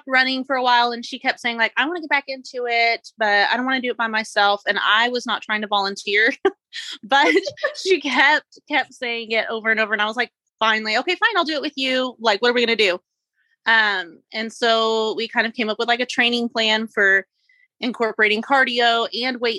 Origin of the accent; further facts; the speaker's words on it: Texas, United States; I am from Texas. I'm in West Texas